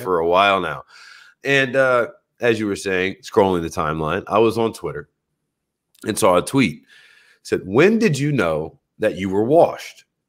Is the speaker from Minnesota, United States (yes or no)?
no; New Orleans, Louisiana, United States; moved away; also born or lived in Michigan; I'm from New Orleans. I was raised on seafood as a staple